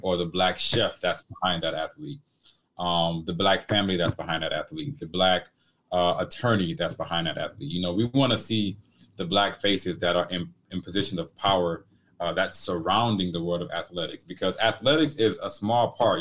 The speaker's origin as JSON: {"language": "English", "town": "Detroit", "region": "Michigan", "country": "United States", "said": "I come from Detroit, like the inner cities of Detroit"}